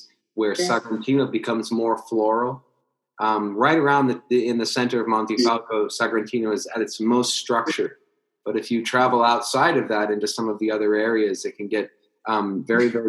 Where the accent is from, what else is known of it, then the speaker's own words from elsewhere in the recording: United States; I'm American right here